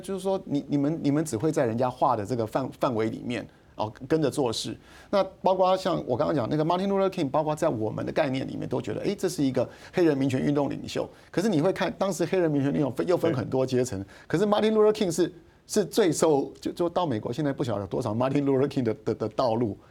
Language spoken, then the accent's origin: Chinese; Taiwan; 我们 台湾人在一九八零年代过去投资的时候